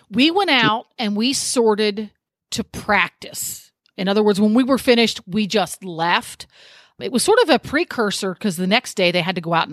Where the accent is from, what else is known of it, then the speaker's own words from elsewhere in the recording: England, United Kingdom; I am an English girl through and through.